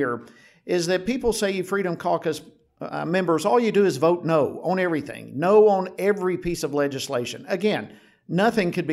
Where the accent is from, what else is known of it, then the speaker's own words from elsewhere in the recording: Georgia, United States; I was born and raised in Georgia